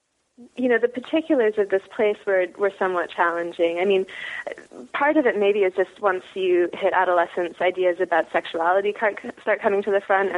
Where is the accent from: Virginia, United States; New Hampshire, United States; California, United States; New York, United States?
New Hampshire, United States; Wolfeboro; accent: a little bit of a British accent; also born or lived in Northampton, Massachusetts; now in Yellow Springs, United States; I grew up in a small town in New Hampshire, Wolfboro, New Hampshire